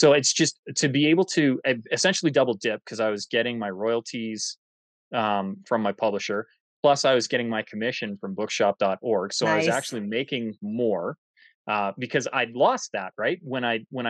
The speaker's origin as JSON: {"language": "English", "country": "Canada", "said": "I'm Canadian"}